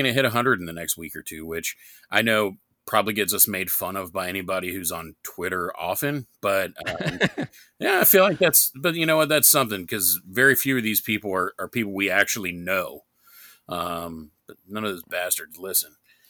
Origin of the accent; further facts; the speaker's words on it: New York, United States; accent: New York; I wish I still had my New York accent. I mean, I'm told now I sound like I'm from the South.